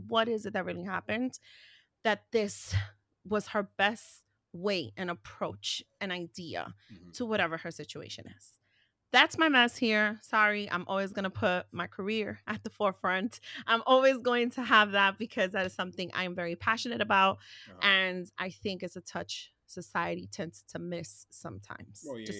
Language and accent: English; New York City, New York, United States; We grew up in New York City.